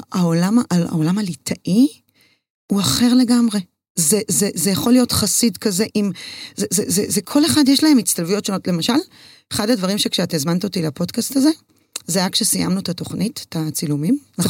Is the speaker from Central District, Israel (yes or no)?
no; Herzliya, Tel Aviv District, Israel; also born or lived in Jerusalem / London, United Kingdom; אני גדלתי בהרצליה, בבית ספר חילוני